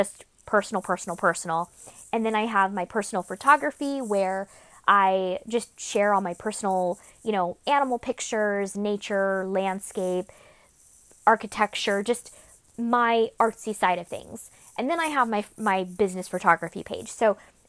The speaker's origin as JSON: {"language": "English", "town": "Sacramento", "region": "California", "country": "United States", "tie": "born or raised there", "said": "Sacramento, since that is the heart and gold, my hometown, where I grew up and was raised"}